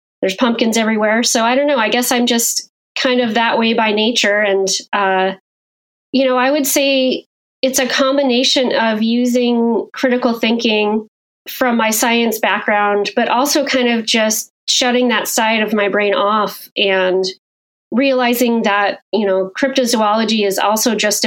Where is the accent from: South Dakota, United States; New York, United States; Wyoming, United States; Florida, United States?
Wyoming, United States; I grew up in Wyoming